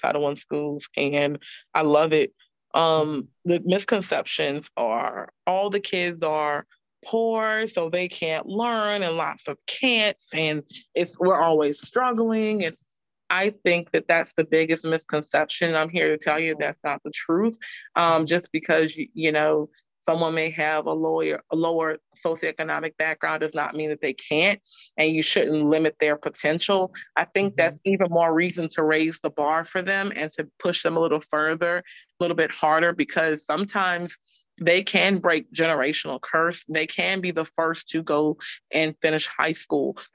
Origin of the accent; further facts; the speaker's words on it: New Orleans, Louisiana, United States; now in Charlotte, United States; we started reading novels in like 7th grade when I grew up in Louisiana